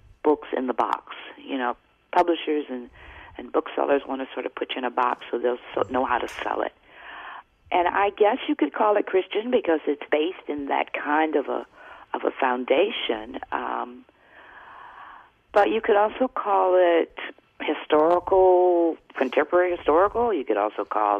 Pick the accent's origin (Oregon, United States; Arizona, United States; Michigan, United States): Michigan, United States; Detroit; I grew up in Detroit